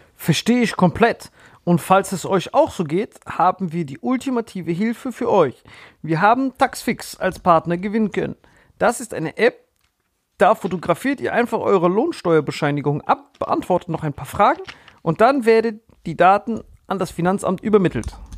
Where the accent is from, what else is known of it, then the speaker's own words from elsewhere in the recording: Germany; wir als Deutsche